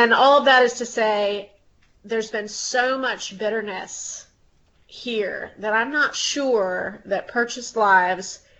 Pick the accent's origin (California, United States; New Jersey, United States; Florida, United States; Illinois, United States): Florida, United States; Pensacola; now in New Orleans, United States; I grew up in Pensacola, Florida, which I sometimes refer to as the Redneck Riviera.